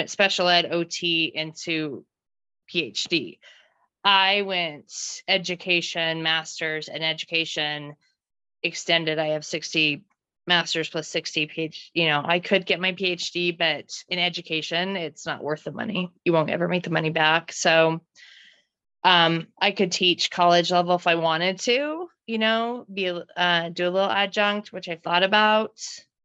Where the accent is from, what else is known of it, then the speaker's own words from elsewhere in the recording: Wyoming, United States; moved away as an adult; also born or lived in St. George, Utah; I grew up in Wyoming